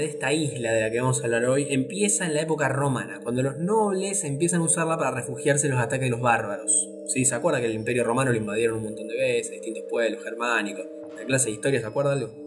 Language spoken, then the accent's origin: Spanish; Argentina; como argentino tenemos dos madres patrias